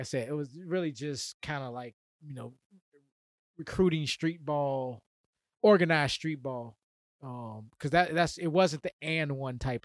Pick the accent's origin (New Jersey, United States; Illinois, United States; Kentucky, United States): Illinois, United States; Chicago; my growing up in Chicago